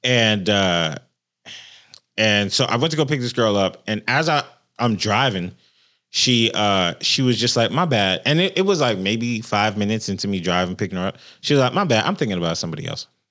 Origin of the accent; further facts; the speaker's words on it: Central Florida, United States; moved away; I'm from Florida. I think in Central Florida